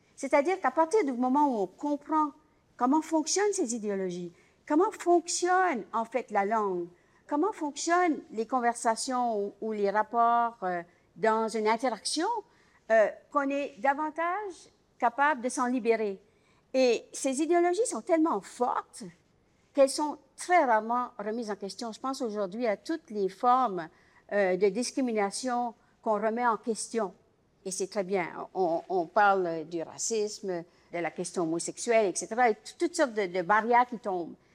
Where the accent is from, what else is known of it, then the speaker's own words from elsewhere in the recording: Acadia, Canada; je suis acadienne